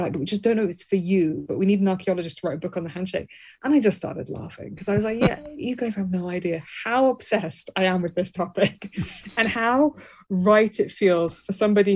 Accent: Birmingham, West Midlands, United Kingdom; I was raised in Birmingham, England

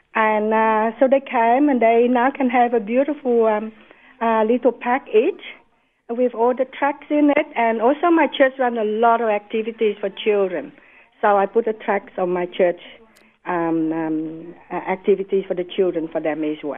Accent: United States; moved away as an adult; now in Australia; I'm an American, and I married an Australian, and I came

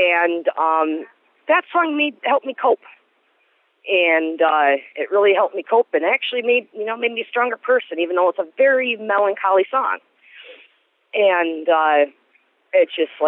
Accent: Wisconsin Rapids, Wisconsin, United States; I am from Wisconsin Rapids

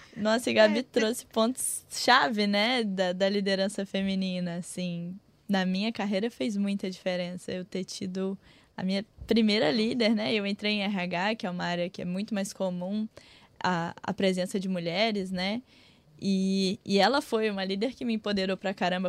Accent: Minas Gerais, Brazil; moved away; sou de uma cidade muito pequenininha, não sou do Rio, não. Sou, do, sou de Minas.

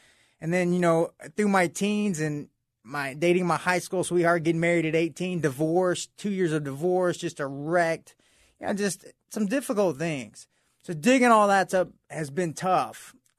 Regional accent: Atlanta, Georgia, United States; Yeah, I grew up in near Atlanta, Georgia.

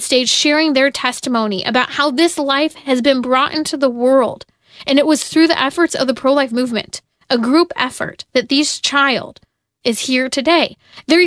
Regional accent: California, United States; My home state of California

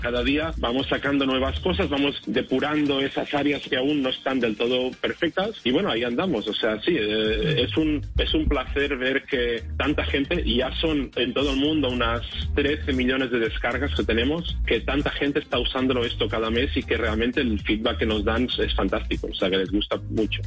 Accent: Spain; moved away; yo vengo de España. Tenemos un background de idioma en que el inglés nunca ha sido nuestro idioma principal

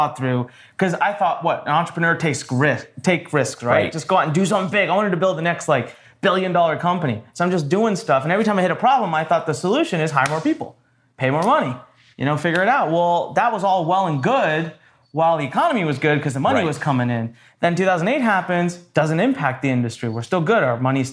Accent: North India, India; now in Maryland, United States; I am originally from India

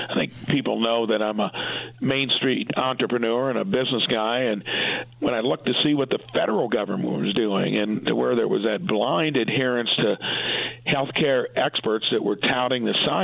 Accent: Indiana, United States; I'm in my hometown, sitting in my office

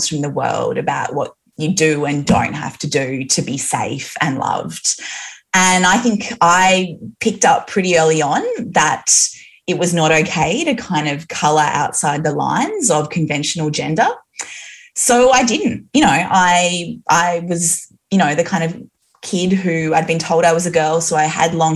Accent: Newcastle, New South Wales, Australia; I was raised in Newcastle

